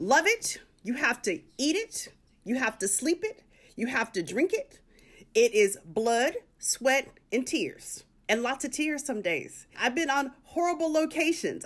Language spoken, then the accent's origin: English; Tempe, Arizona, United States; now in Los Angeles, United States; I'm a girl from a small town. I'm from Tempe, Arizona.